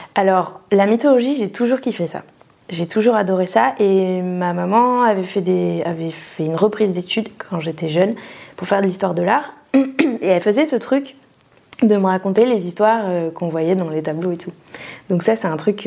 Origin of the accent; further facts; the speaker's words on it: Pau, Nouvelle-Aquitaine, France; moved away as an adult; also born or lived in Bordeaux / Toulouse; J'ai grandi sous la pluie euh, à Pau